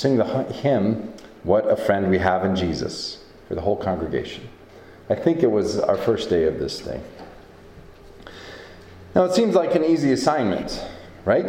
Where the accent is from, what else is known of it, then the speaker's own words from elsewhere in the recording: Iowa, United States; now in Montana, United States; I grew up with in Iowa